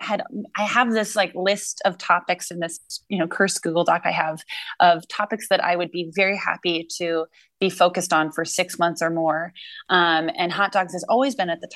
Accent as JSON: {"language": "English", "region": "New England", "country": "United States", "said": "I'm from New England"}